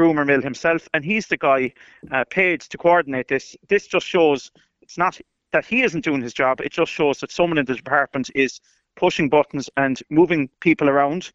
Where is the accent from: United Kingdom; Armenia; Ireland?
Ireland; Meelick, Munster; I'm from Meelik. Meelik has Ireland's longest standing continuous use refugee centre in Nachlasheen.